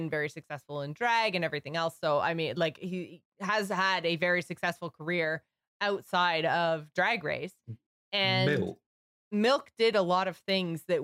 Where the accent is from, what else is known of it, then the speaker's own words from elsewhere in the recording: Canada; I'm Canadian